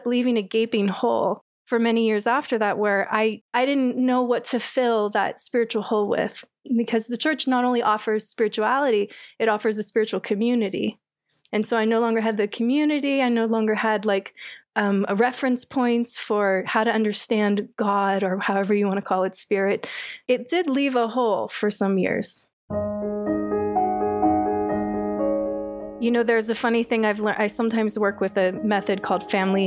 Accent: Orange County, California, United States; moved away as an adult; I was raised in Orange County, had a pretty standard Orange County lifestyle, I'd say, growing up

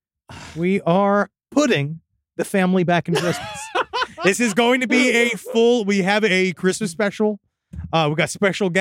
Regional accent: United States; I'm American as hell

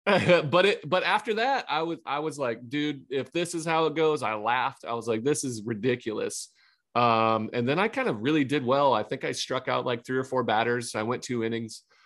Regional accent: Ohio, United States; I'm from Ohio

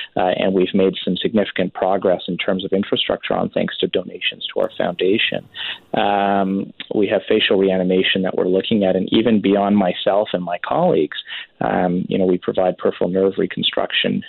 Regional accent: Richmond, British Columbia, Canada; moved away as an adult; also born or lived in Surrey, Canada; I grew up in Vancouver, in fact, Richmond specifically.

